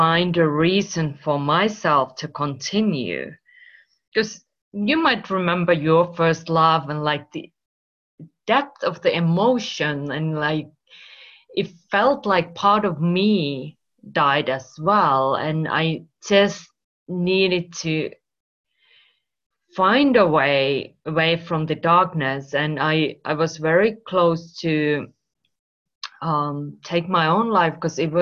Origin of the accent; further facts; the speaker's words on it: Finland; English is a second language; moved away as an adult; also born or lived in Spain / United Kingdom / United States / Australia; now in Marbella, Spain; I'm originally from Finland, if you wonder where this accent comes from